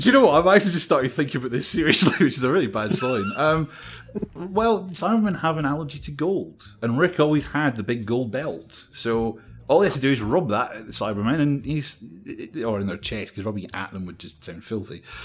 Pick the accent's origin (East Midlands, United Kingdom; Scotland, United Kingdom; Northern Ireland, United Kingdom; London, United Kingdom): Scotland, United Kingdom; being Scottish